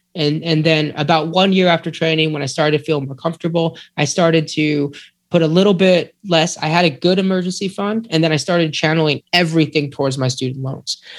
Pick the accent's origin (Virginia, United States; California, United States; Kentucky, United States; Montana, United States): California, United States; moved away; also born or lived in Texas; I'm from California, but I don't claim that as home